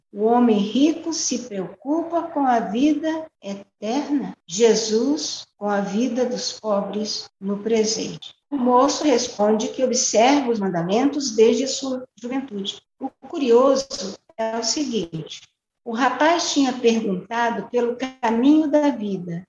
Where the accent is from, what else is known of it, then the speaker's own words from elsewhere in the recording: Orós, Ceará, Brazil; now in Goiânia, Brazil; sou cearense, natural de Oroz, né, no sertão do Ceará, filha de agricultores, com muito orgulho, pois moro em Goiânia